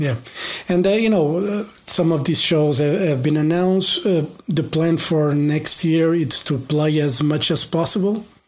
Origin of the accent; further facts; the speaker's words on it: Portugal; i'm from Portugal